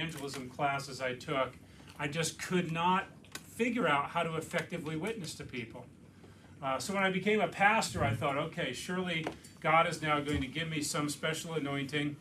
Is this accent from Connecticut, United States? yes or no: yes; Connecticut, United States; moved away as an adult; also born or lived in Philadelphia area; now in Lancaster, United States; I was a pastor in my home state of Connecticut. My wife and I grew up there